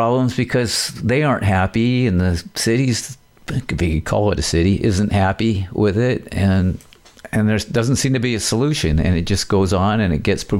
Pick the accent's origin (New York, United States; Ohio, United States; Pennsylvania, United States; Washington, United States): Washington, United States; Aberdeen; Kurt came from my hometown, Aberdeen